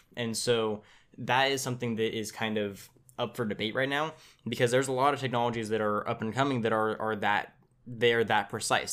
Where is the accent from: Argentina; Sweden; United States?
United States; Tulare, California; here in my, in my hometown of Tulare, I live in Tulare, California